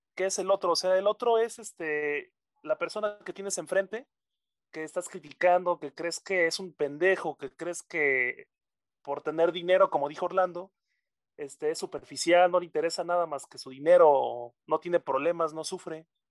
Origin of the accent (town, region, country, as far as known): Mexico